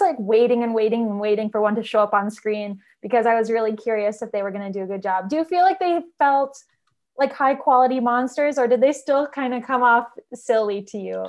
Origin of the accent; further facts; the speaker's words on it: Minnesota, United States; We're both from Minnesota